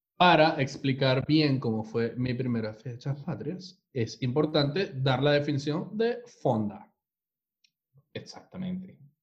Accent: Venezuela; now in Chile; somos tres venezolanos

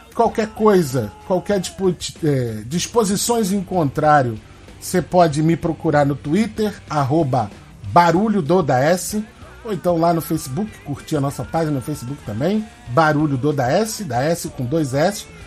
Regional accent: Baixada Fluminense, Rio de Janeiro, Brazil; moved away; eu venho da Baixada Fluminense, não moro mais lá hoje

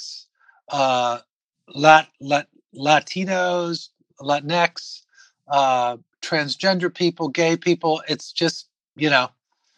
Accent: Washington, District of Columbia, United States; also born or lived in Silver Spring, Maryland; I grew up in Washington, D.C.

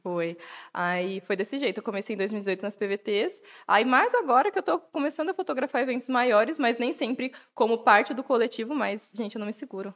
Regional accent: Jundiaí, São Paulo, Brazil; moved away as an adult; now in Atibaia, Brazil; eu sou de Jundiaí, que é a cidade do lado

